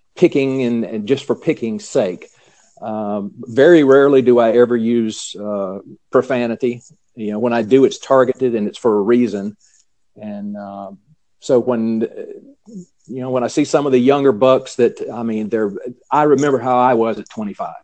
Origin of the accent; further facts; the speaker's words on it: North Carolina, United States; accent: Southern; growing up in North Carolina